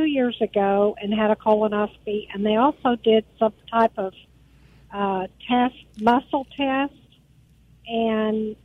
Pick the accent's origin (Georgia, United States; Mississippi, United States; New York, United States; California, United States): Mississippi, United States; Brandon; I'm actually from Brandon.